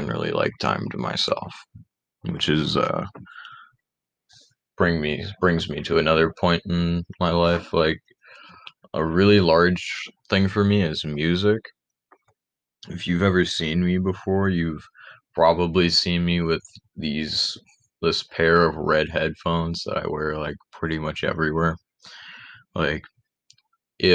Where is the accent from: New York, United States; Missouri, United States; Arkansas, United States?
New York, United States; Rochester; also born or lived in Penfield, New York; I was born and raised in the Rochester area. I live in Penfield, New York, which is just about 10 minutes away from Rochester